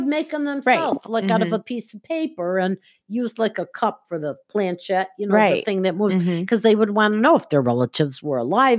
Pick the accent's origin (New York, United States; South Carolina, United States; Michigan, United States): New York, United States; Buffalo; I was born in Buffalo